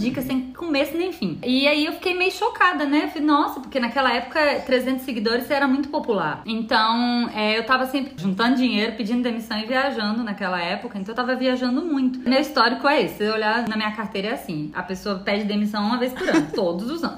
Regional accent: Bahia, Brazil; accent: Bahian; moved away; obviamente pelo meu sotaque, eu sou baiana

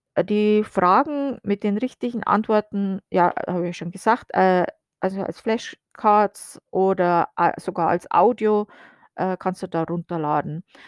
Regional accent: Germany; moved away as an adult; now in United States; ich fühle mich noch als Deutsche

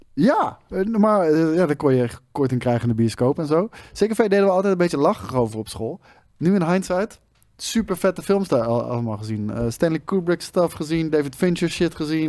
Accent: Netherlands; wij als, als Nederlanders

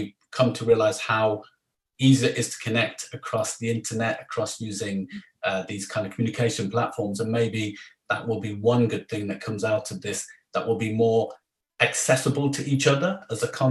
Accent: Jamaica; as a Jamaican

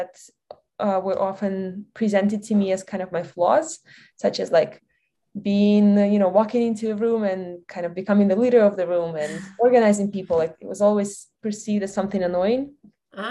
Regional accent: Belarus; English is a second language; moved away as an adult; now in United States; I'm originally from Belarus

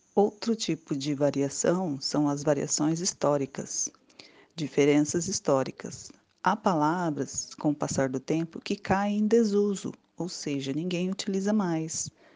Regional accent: Brazil; Nosso país é tão grande que um lugar ou uma região fala diferente da outra

